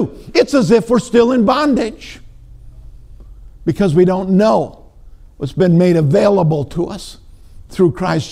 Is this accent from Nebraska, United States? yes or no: no; Minnesota, United States; moved away; Now, I know I'm from Minnesota